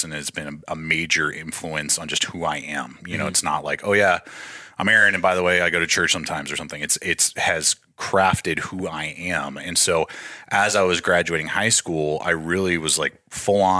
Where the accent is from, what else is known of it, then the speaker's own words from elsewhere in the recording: Denver, Colorado, United States; moved away as an adult; also born or lived in San Diego, California; I was born in San Diego, and then my dad moved us as a family. His job transferred out to Denver, Colorado when I was 9. Mm-hmm. And so I've spent now almost 25 years in Denver up until the last 2 weeks